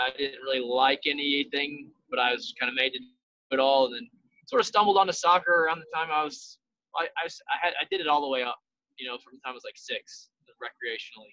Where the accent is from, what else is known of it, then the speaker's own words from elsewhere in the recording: South Carolina, United States; I grew up in South Carolina